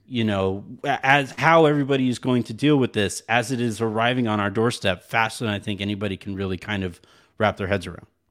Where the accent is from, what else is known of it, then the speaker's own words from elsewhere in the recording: El Paso, Texas, United States; moved away; I grew up in El Paso